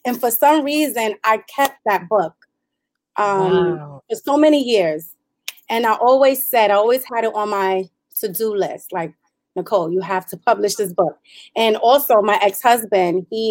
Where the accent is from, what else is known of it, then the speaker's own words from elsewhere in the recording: New York City, New York, United States; moved away as an adult; also born or lived in Brownsville, Brooklyn; now in Upstate New York, United States; I'm from Brooklyn. I'm from East New York, Brooklyn. Also lived in Brownsville